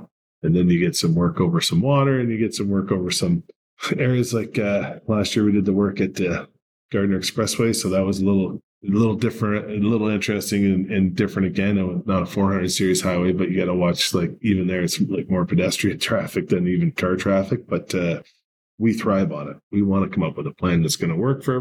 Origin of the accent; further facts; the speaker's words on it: Canada; I'm Canadian